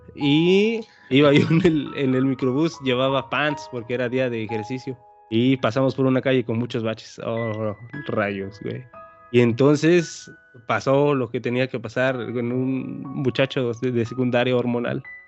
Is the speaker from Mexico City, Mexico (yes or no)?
no; Oaxaca, Mexico; de mi pueblo a la ciudad capital de Oaxaca, que son dos horas de donde yo vivo a Oaxaca